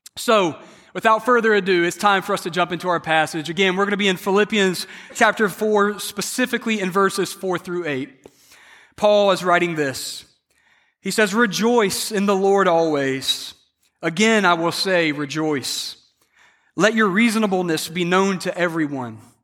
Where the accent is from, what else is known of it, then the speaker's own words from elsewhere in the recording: South Carolina, United States; I was raised in South Carolina, so I'm a big Clemson fan